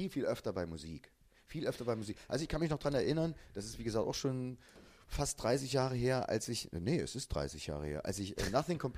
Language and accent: German; East Germany, Germany; weil ich komme aus der DDR.